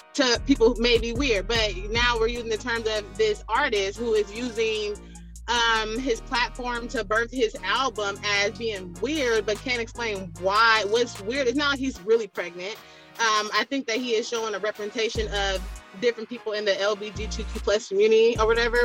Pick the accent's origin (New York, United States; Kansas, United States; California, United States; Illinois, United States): California, United States; Bay Area; I grew up in the Bay Area, below California